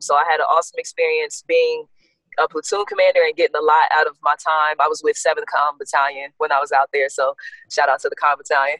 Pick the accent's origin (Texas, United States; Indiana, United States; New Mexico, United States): Indiana, United States; South Bend; also born or lived in Gary, Indiana; born in Gary, pretty much raised in South Bend